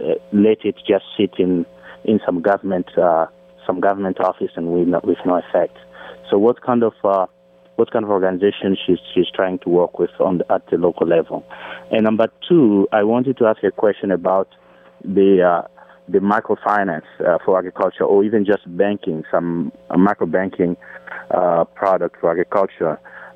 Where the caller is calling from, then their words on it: Fairfax, Virginia, United States; I'm calling from Fairfax, Virginia.